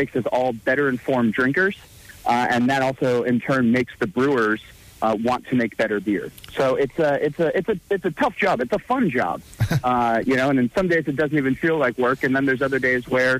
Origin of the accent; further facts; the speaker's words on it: New Jersey, United States; born and raised in Jersey